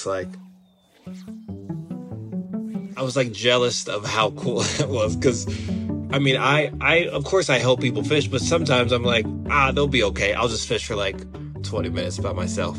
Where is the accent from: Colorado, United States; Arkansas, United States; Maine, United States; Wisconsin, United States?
Colorado, United States; Denver; I am from Denver, Colorado, and I live in Denver, Colorado